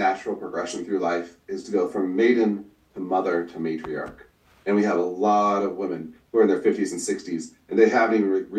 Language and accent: English; Northern Michigan, United States; also born or lived in Northern Idaho; now in Idaho, United States; I'm originally from Northern Michigan. Right now I live up in Northern Idaho.